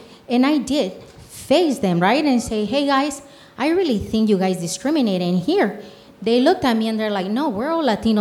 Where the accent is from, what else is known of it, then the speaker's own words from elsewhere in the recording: Michoacán, Mexico; English is a second language; also born or lived in Denver / Pueblo; now in Colorado Springs, United States; I was born and raised in Michoacán, Mexico